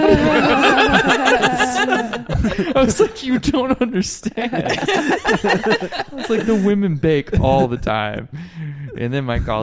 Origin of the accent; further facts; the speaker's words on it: Alabama, United States; moved away as an adult; now in Hawaii, United States; I grew up in Alabama